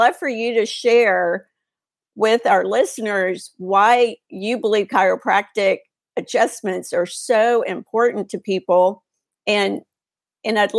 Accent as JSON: {"language": "English", "region": "Texas", "country": "United States", "said": "I'm a Texas girl"}